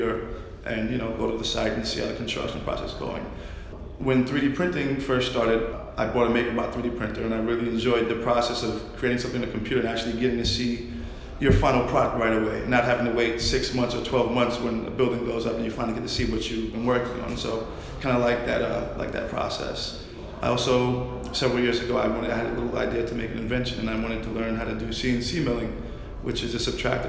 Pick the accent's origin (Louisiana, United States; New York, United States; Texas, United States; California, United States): New York, United States; New York City; Bed-Stuy, Brooklyn